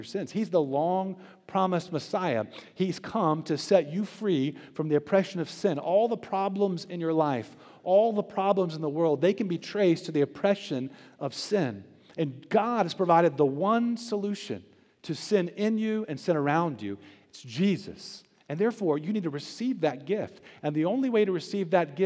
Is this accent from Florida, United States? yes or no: yes; Tampa, Florida, United States; now in Charlotte, United States; I spent a good part of my childhood growing up in Florida. It's a beautiful place. I was right there around Tampa Bay